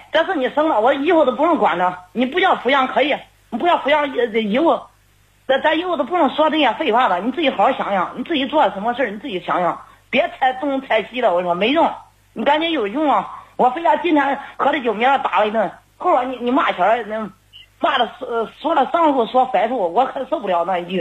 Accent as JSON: {"language": "Chinese", "town": "Xinyang", "region": "Henan", "country": "China", "moved": "as an adult", "lives_now": "Nanyang, China", "said": "我是信阳的"}